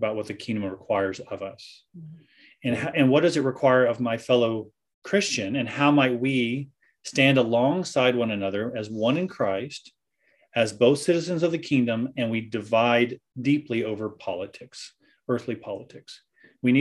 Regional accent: United States; moved away; I'm an American

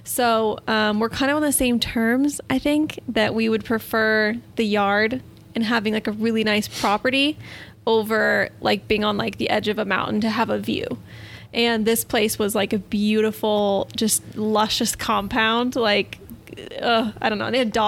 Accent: San Diego, California, United States; And my whole life growing up in San Diego, obviously, like I knew I was blessed. Like San Diego is probably one of the best places in the world.

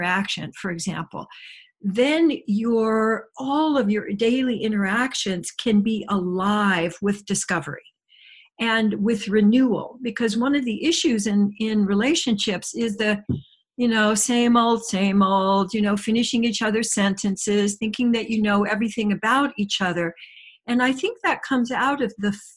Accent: Midwest, United States; moved away; I did a lot of my growing up in the Midwest

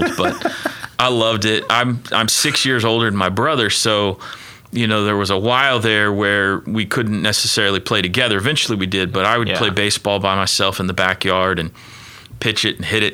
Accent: Mustang, Oklahoma, United States; also born or lived in New Castle, Indiana; I lived in Mustang throughout elementary school and junior high

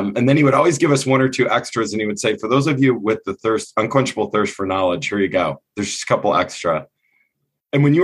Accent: Southern Michigan, United States; moved away; also born or lived in California; I grew up in Southern Michigan

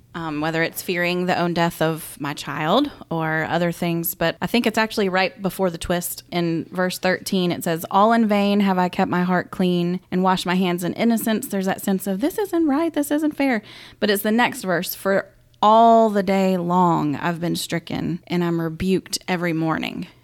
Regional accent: Augusta, Georgia, United States; also born or lived in Saint Louis; I grew up here in Augusta

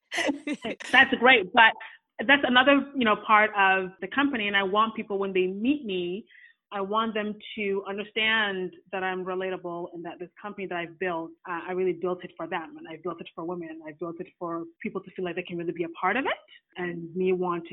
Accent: Ghana; now in Canada; I'm Ghanaian

